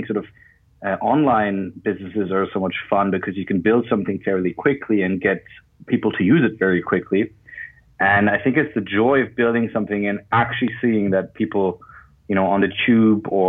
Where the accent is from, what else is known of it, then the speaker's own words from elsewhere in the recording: Berlin, Germany; moved away as an adult; also born or lived in Zurich, Switzerland; now in London, United Kingdom; I'm originally from Berlin, and I was at high school there